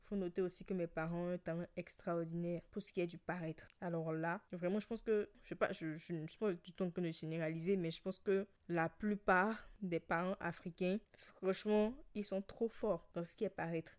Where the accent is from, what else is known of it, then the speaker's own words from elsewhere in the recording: Benin; Je suis béninoise, j'ai grandi avec tes parents, tous les deux béninois et chrétiens